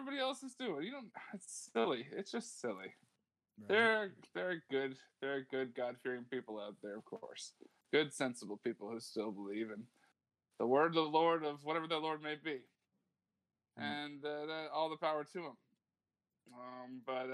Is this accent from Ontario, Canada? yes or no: yes; Huron County, Ontario, Canada; now in Toronto, Canada; We're from Toronto now. Most of the band's from Toronto, even though we all grew up in Huron County.